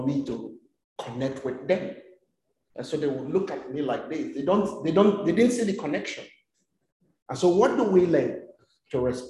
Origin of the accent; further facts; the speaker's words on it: Ogoniland, Rivers State, Nigeria; moved away as an adult; now in South Africa; I come from the Ogoni ethnic nationality